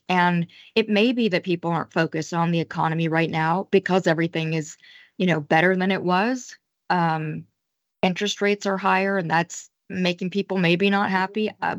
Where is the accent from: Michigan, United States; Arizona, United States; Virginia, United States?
Michigan, United States; Detroit; I'm from Detroit.